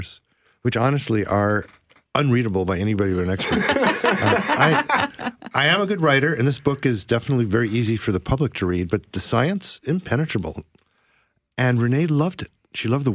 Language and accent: English; Ohio, United States; moved away as an adult; now in Vancouver, Canada; I moved up here in 1980 and did grow up in the United States